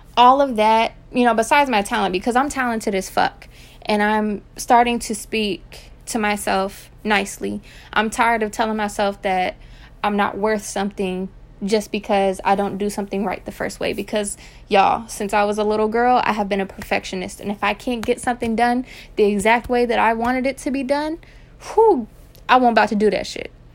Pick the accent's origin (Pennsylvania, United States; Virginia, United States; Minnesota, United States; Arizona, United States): Virginia, United States; also born or lived in Texas; I'm originally from Texas, um, and I moved here to Virginia when I was young, so I pretty much raised here